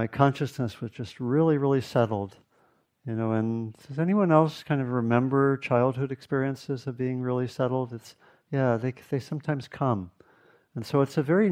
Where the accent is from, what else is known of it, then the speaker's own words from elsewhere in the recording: Washington, District of Columbia, United States; I grew up in the Washington, D.C. area